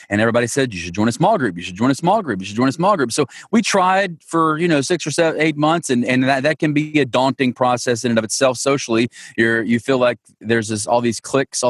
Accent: Monticello, Georgia, United States; My hometown is a tiny little town called Monticello, Georgia.

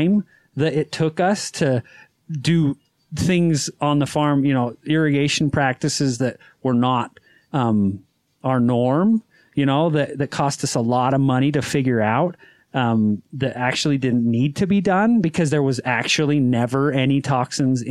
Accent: Utah, United States; I'm from Utah

